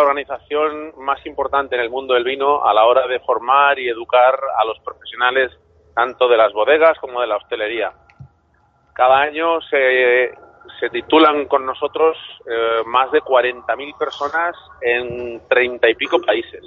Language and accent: Spanish; Chile; moved away; yo nací en Chile